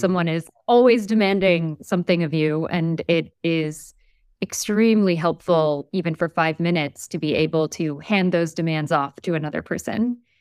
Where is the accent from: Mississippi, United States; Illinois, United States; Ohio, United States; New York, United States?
New York, United States; also born or lived in Turkey / New Haven, Connecticut / Montreal, Canada; When I was four, they left Turkey and they moved to the United States, to New York, to Brooklyn